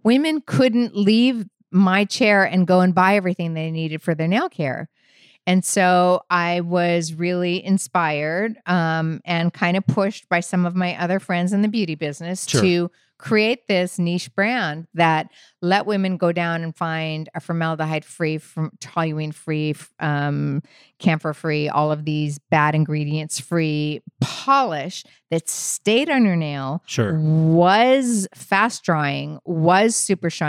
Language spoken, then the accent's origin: English; Phoenix, Arizona, United States; moved away; I'm from Phoenix, Arizona